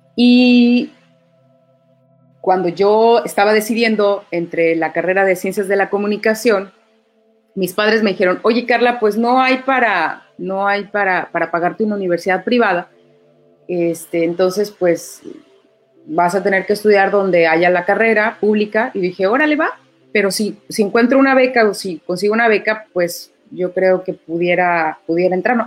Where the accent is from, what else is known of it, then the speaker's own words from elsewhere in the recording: Mexico; orgullo de ser mexicana